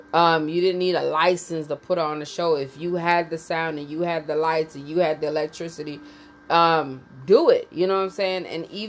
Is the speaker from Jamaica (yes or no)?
yes; Jamaica; So basically the topic is growing up in Jamaica. It's a conversation about my uncles and how my mother used to act and my grandmother used to act